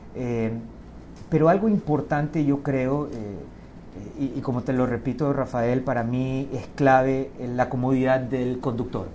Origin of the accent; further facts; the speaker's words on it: Ecuador; como ecuatoriano lo digo